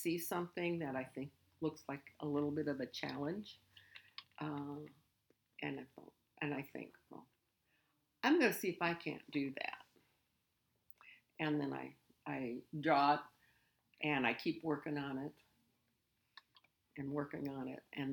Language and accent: English; Lincoln, Nebraska, United States; also born or lived in Washington, D.C. area; I'm from here in Lincoln